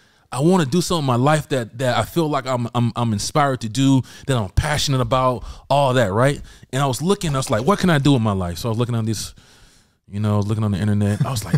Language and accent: English; Albany, Georgia, United States; accent: country accent; Because I had a little country accent. You know, I can say, I used to say, I'm from Georgia, Albany, Georgia.